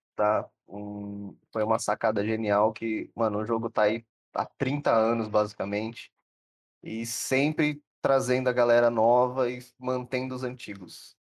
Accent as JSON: {"language": "Portuguese", "town": "Votuporanga", "region": "São Paulo", "country": "Brazil", "said": "eu sou de Votuporanga"}